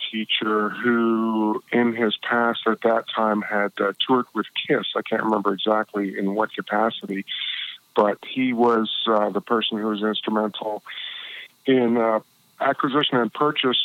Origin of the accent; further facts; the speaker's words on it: Toronto, Ontario, Canada; now in Nashville, United States; Born and raised in Toronto